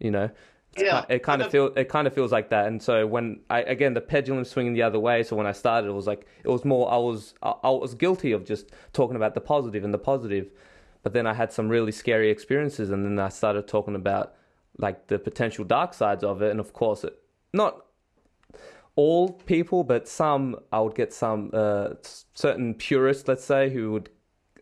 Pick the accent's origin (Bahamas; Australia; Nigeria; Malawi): Australia; I come from Australia, which is a lot of, you know, people who are overly enthusiastic on drugs